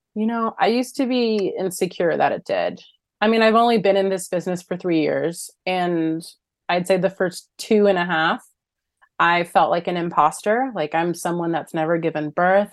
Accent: Los Angeles, California, United States; I'm born and raised Los Angeles

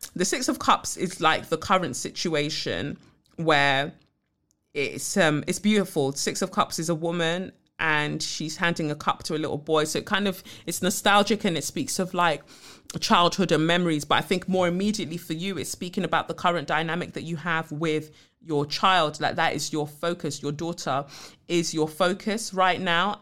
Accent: Nigeria; I'm the Nigerian one, so my American twin

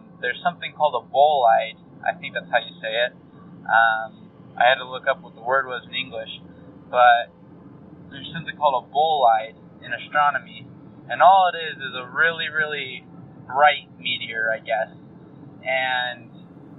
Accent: North Carolina, United States; moved away as an adult; now in Utah, United States; I'm originally from North Carolina.

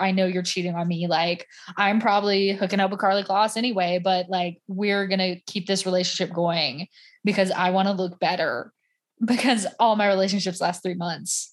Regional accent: Southern United States, United States; accent: Southern; when I get around more Southern people, my Southern accent comes out a lot more.

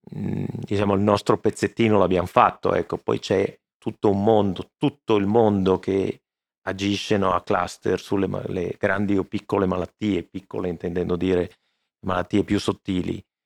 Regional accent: Veneto, Italy; sono veneto

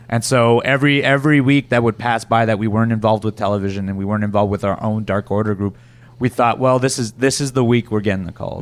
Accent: Canada; I'm from Canada

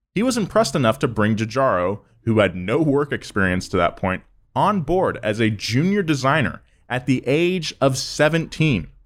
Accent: California, United States; accent: Californian; I sound very Californian, which I guess is fine 'cause I am very Californian

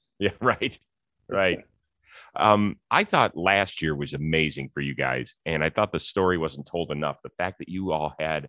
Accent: Cleveland, Ohio, United States; I grew up in Cleveland, Ohio, and it's only like a 4 or 5 hour drive from Toronto. I have never been to Toronto.

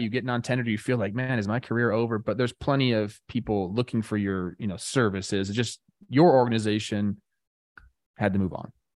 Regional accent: Los Angeles, California, United States; I'm from Los Angeles

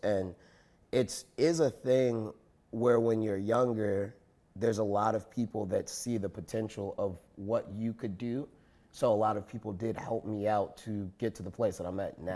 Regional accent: Chicago, Illinois, United States; I went to Skinner School, even though I was from the South Side, even though, like, I lived in, you know, whatever neighborhood my parents made a way for me to go to this classical school that was on the other side of the city

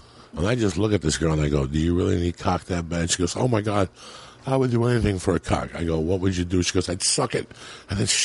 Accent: New Jersey, United States; moved away; also born or lived in New York City / Colorado; I grew up in New Jersey and in New York City, but I became a man in Colorado

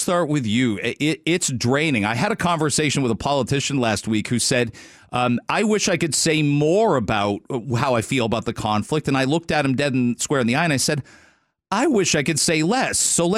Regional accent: Canada; It's a short week for our friends listening over the border. But we're Canadian.

